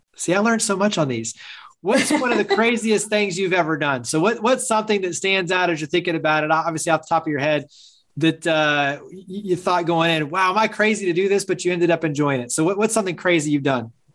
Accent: Fort Worth, Texas, United States; I grew up in the Dallas Fort Worth area. So, it's like Weatherford and, and Fort Worth

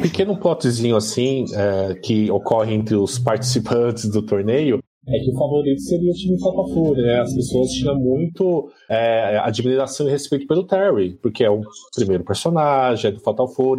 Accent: ABC, São Paulo, Brazil; eu como sou do ABC

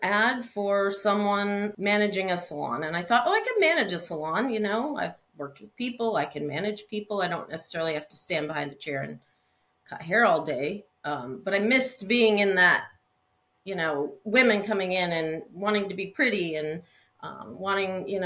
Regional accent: Peterborough, New Hampshire, United States; I was born in Concord, New Hampshire. No, Peterborough, New Hampshire. Sorry. New Hampshire. So New England, East Coast girl. I was born and raised there

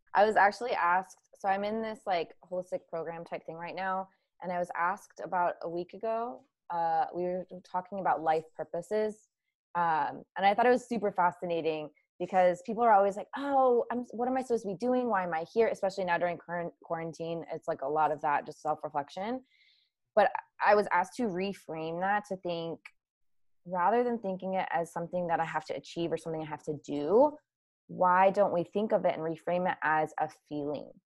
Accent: Ohio, United States; i grew up in ohio but my dad uh, is from colombia

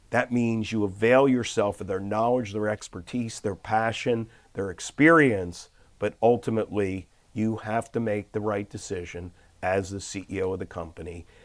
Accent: Philadelphia, Pennsylvania, United States; I am an unlikely character from inner city Philly to actually do it. I, I grew up in West Oak Lane in a row house.

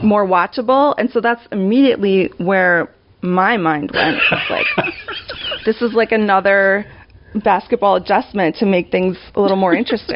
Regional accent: New York, United States; moved away; I'm born and raised in New York, living in New York again.

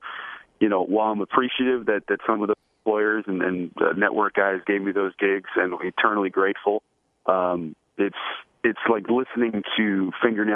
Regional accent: Paramus, New Jersey, United States; I grew up in Paramus, New Jersey

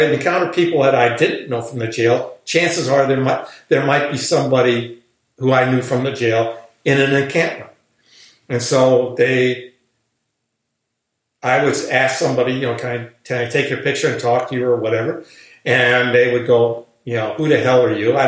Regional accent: United States; I'm an American

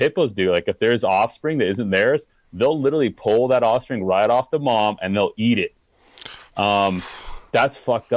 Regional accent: Utah, United States; I grew up in Utah

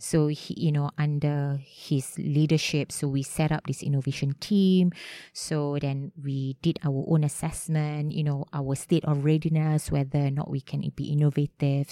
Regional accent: Malaysia; also born or lived in Melbourne, Australia / London, United Kingdom; came back to Malaysia during the crisis ninety-eight

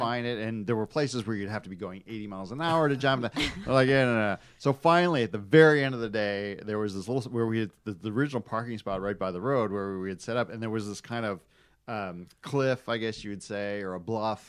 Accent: Michigan, United States; I grew up in Michigan

